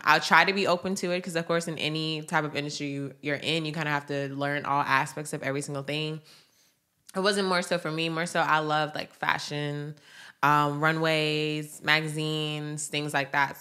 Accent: Atlanta, Georgia, United States; I am from Atlanta

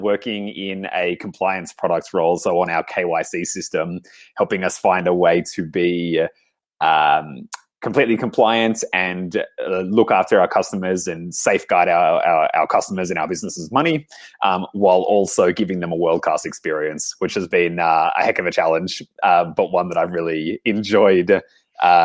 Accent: Australia; moved away as an adult; also born or lived in Sydney, Australia; now in Berlin, Germany; I am an Australian by birth and now a Berliner by adoption

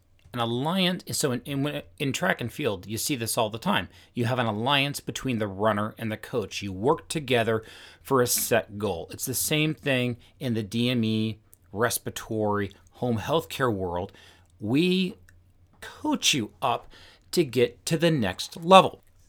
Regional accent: Washington, United States; I grew up just outside of Seattle, and I've mentioned a few times, I'm just wired to be a challenger.

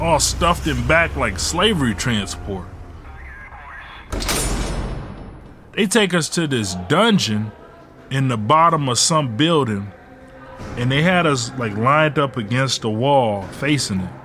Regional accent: Detroit, Michigan, United States; also born or lived in Ecorse, Michigan; we moved from Detroit to Ecorse.

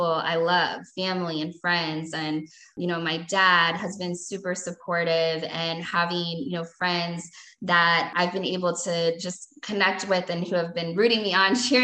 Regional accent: Louisville, Kentucky, United States; I moved back to my hometown in Louisville

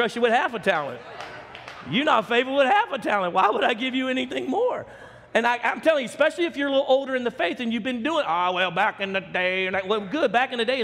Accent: Baton Rouge, Louisiana, United States; our city that I grew up in Baton Rouge, Louisiana

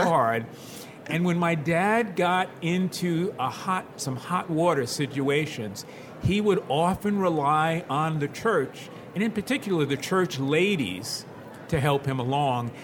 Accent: New York City, New York, United States; we grew up in the Williamsbridge neighborhood of the Bronx

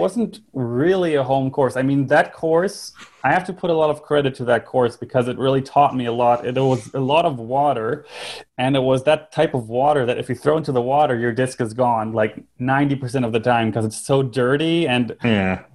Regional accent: Northern Germany, Germany; I was born and raised in Germany, so I lived my ent- entire life in uh, northern Germany

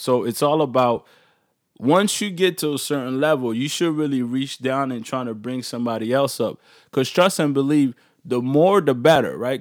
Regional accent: Maryland, United States; now in Toronto, Canada; I grew up in Maryland

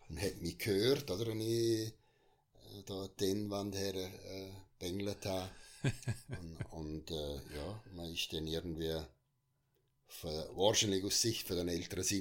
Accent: Unterland, Liechtenstein; weil ich bin sehr kontaktfreundlich und im Unterland aufgewachsen, aber im Oberland ja, vor allem mit Schule, oder?

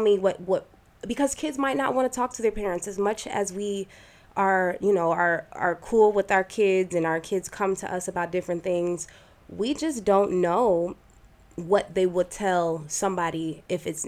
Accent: United States; I was raised in America and told that I was Black

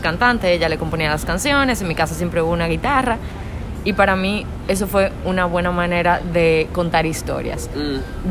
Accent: Dominican Republic; una cantautora de República Dominicana

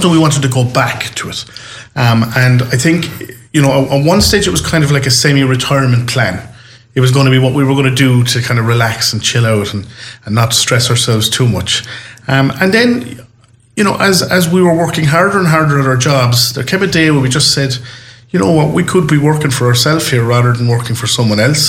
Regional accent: Limerick, Munster, Ireland; we both grew up, we're both born in the city, we've grown up in the city kids, born under the spire

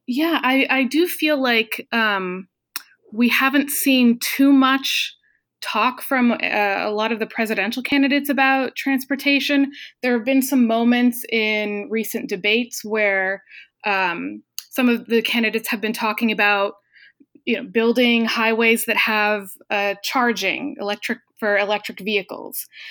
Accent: New Hampshire, United States; moved away as an adult; also born or lived in Boston; now in Los Angeles, United States; I'm originally from New Hampshire, but I went to Boston

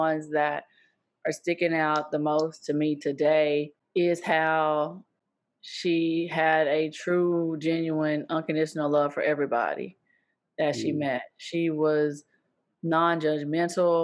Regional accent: rural East Texas, United States; author from rural East Texas, born and raised in Texas

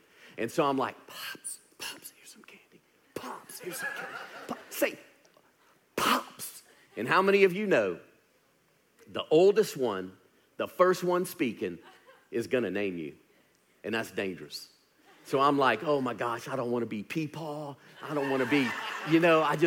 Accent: Louisiana, United States; now in Birmingham, United States; I was born and raised in Louisiana

